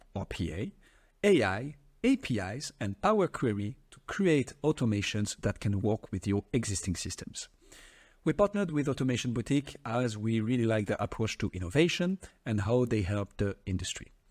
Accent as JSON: {"language": "English", "country": "France", "accent": "French", "second_language": "English", "said": "my French accent"}